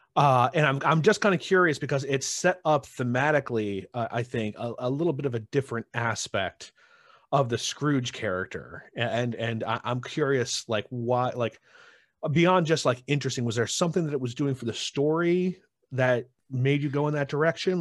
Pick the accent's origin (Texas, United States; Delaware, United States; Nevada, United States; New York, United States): New York, United States; Utica; I grew up in, uh, Utica